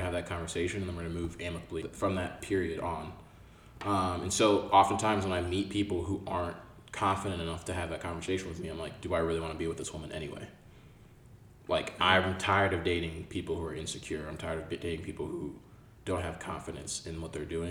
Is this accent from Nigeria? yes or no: yes; Nigeria; I'm Nigerian.